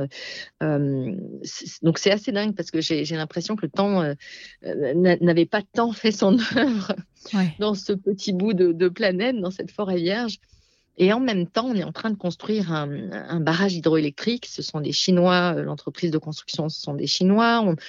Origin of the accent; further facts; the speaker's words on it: Alsace, Grand Est, France; moved away; dans ma terre natale, en Alsace